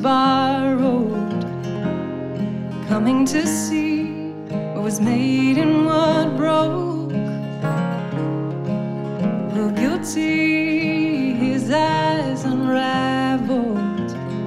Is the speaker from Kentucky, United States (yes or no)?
yes; Louisville, Kentucky, United States; We're both from Louisville, Kentucky, based out of Louisville, Kentucky.